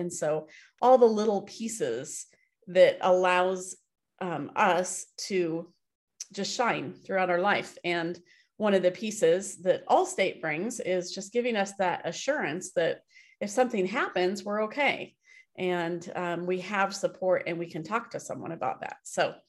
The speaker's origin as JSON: {"language": "English", "town": "Happy Valley", "region": "Oregon", "country": "United States", "tie": "born or raised there", "said": "I grew up here in Happy Valley and it was like farmland."}